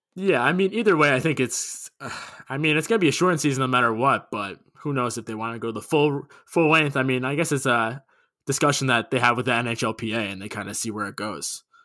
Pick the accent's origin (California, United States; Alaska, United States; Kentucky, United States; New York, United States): New York, United States; Long Island; I'm from Long Island, grew up fifteen minutes from Nassau Coliseum